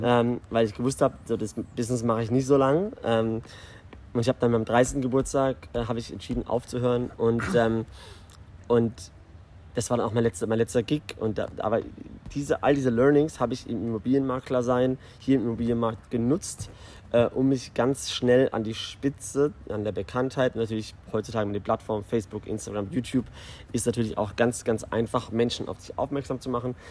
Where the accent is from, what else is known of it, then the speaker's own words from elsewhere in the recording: Karlsruhe, Baden-Württemberg, Germany; moved away as an adult; now in Dubai, United Arab Emirates; ich bin ursprünglich aus Deutschland. Ich komme aus dem wunderschönen Südwesten Karlsruhe